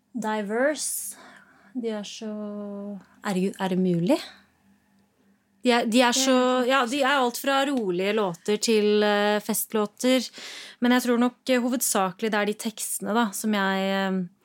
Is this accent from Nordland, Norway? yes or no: no; Rollag, Buskerud, Norway; Jeg er fra Rollag. En gård der.